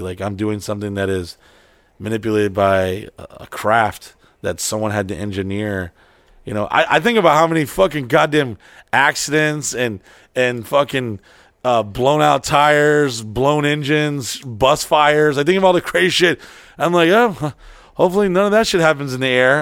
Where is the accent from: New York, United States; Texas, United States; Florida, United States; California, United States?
Florida, United States; Orlando; I'm from Orlando